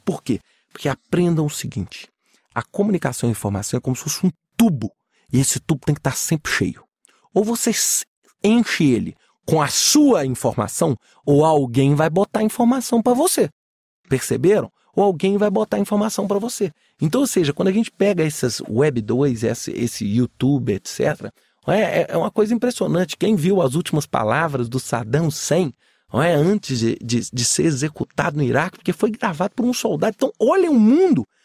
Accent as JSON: {"language": "Portuguese", "region": "Minas Gerais", "country": "Brazil", "said": "Eu sou mineiro"}